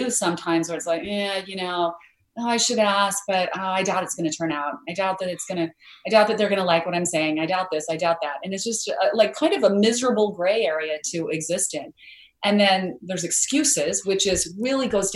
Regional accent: Idaho, United States; I grew up in Idaho where we had a lot of potatoes, but no mangoes.

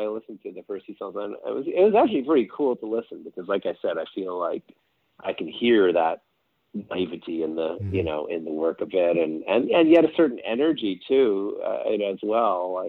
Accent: Eastern Townships, Quebec, Canada; moved away; also born or lived in Montreal / Calgary; I didn't grow up in Montreal. I grew up in the rural, speaking of the country roads. So I grew up in the rural part of Quebec, kind of an area called the Eastern Townships. So if you're in Montreal, it would take you about, say, an hour or a bit to get out there.

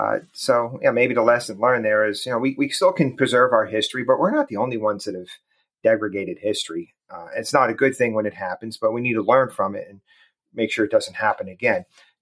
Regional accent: New Jersey, United States; I grew up in New Jersey

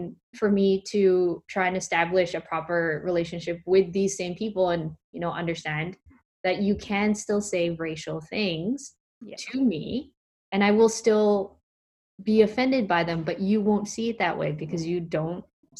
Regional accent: Philippines; And then get shot at because I'm Filipino.

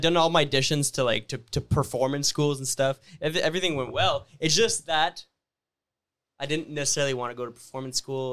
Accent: Sudbury, Ontario, Canada; I'm from Sudbury, Ontario.

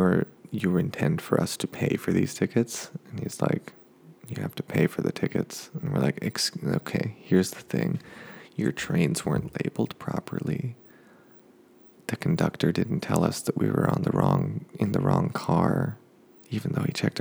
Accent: United States

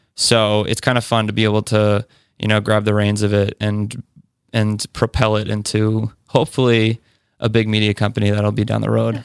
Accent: Westford, Massachusetts, United States; moved away as an adult; now in Somerville, United States; from Westford, Massachusetts

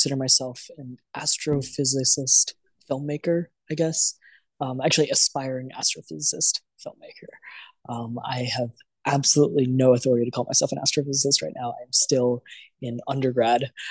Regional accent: Maryland, United States; moved away as an adult; now in New York, United States; I ended up interning for a bunch of places around where I grew up in Maryland, around DC

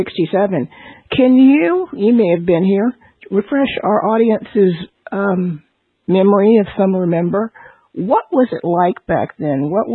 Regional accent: New Brunswick, New Jersey, United States; I'm from New Brunswick, New Jersey

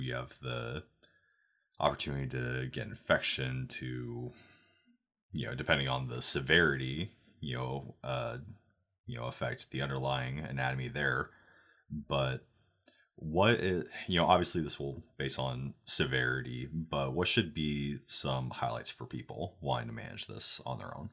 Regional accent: Oregon, United States; now in Texas, United States; I'm from Oregon

